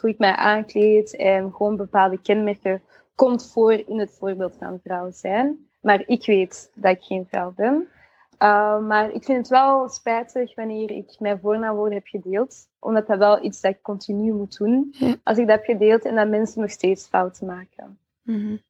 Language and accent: Dutch; Antwerp, Flanders, Belgium; ik van Antwerpen ben